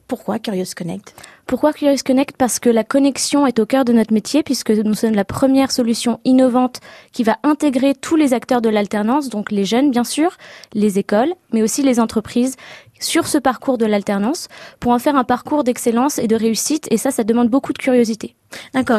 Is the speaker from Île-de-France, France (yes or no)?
yes; Les Lilas, Île-de-France, France; moved away as an adult; also born or lived in England; now in Cambridge, United Kingdom; je suis née au Lila dans Seine-Saint-Denis en 93